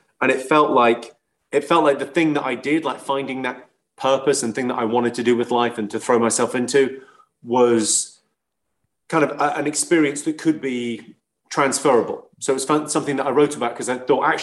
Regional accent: England, United Kingdom; I'm like an Irish immigrant. Like, my parents moved from a really rough town in Ireland to a really rough town in England

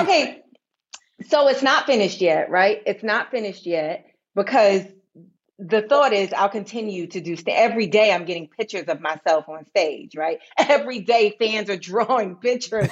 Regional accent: New York, United States; I grew up in New York

